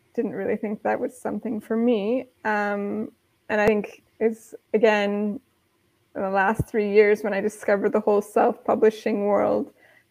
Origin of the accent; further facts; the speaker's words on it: Midwest, United States; moved away as an adult; now in Europe; I grew up in the Midwest